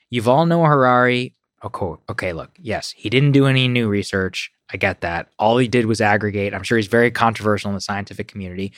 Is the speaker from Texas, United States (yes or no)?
yes; College Station, Texas, United States; moved away; I was raised in College Station, Texas, which is a town of fifty thousand